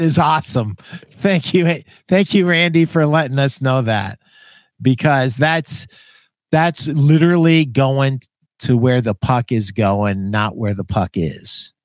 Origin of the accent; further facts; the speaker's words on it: Schenectady, New York, United States; I was born in Schenectady, New York